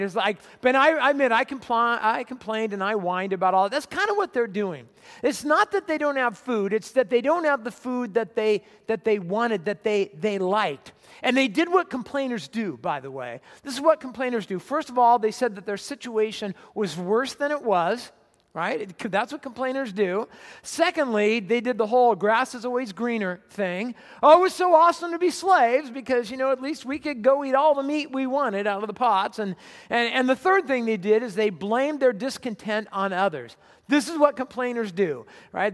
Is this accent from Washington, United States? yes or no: no; Southern California, United States; moved away; I grew up in Southern California.